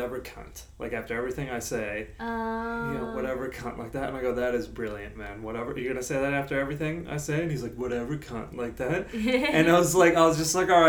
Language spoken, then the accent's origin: English; United States; now in Australia; if I get introduced as American